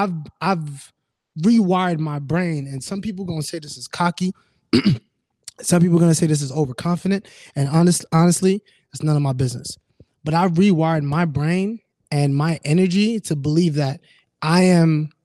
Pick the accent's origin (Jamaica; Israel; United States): Jamaica; Like we're Jamaican. We're like, you know what I'm saying?